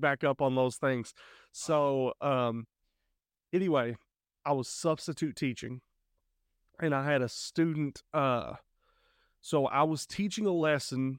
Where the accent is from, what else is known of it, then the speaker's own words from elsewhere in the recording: Eastern Kentucky, United States; moved away as an adult; we are originally from Eastern Kentucky